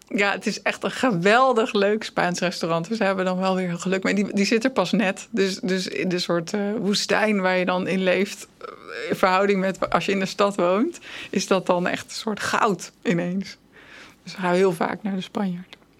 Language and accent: Dutch; Netherlands; En ik dan als Nederlandse